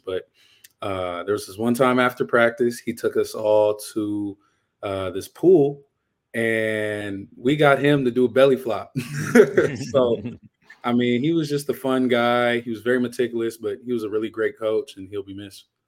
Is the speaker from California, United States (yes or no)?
yes; Inglewood, California, United States; moved away as an adult; also born or lived in Washington / Idaho; I'm from Inglewood, California, uh, born and raised